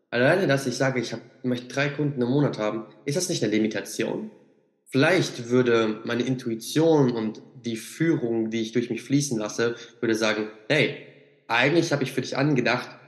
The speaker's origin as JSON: {"language": "German", "town": "Siegen", "region": "North Rhine-Westphalia", "country": "Germany", "tie": "born or raised there", "said": "Also ich bin jetzt gerade noch bis Ende Juni bin ich auf jeden Fall noch hier in Siegen, quasi mhm. in meiner Heimat."}